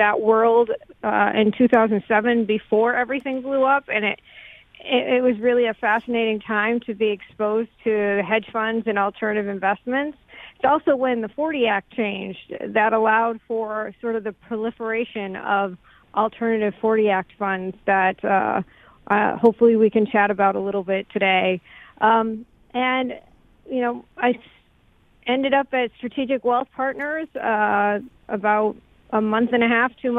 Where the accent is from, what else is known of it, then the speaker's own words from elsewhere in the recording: Worcester, Massachusetts, United States; I'm originally from the Boston area. I grew up in the city of Worcester, Massachusetts.